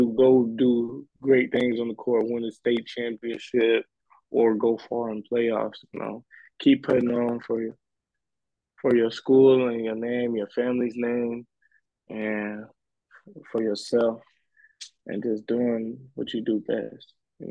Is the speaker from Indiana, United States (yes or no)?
yes; Indiana, United States; moved away as an adult; now in Los Angeles, United States; I was back home in Indiana, playing high school ball, still a student athlete in high school.